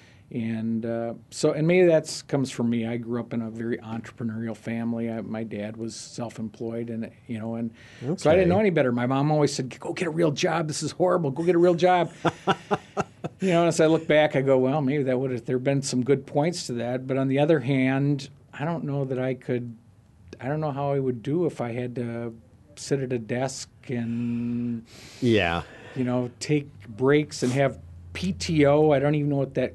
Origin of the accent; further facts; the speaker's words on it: Minnesota, United States; I'm originally from Minnesota